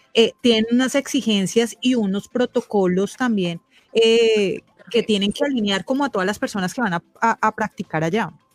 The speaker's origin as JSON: {"language": "Spanish", "country": "Colombia", "said": "migrar de manera legal como colombianos"}